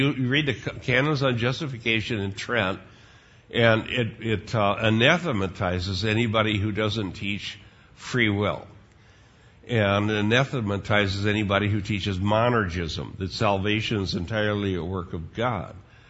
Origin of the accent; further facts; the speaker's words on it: Sheldon, Iowa, United States; here I'm a teenager growing up in Sheldon, Iowa, and all of these other Dutch kids, they were just as big as sinners as I was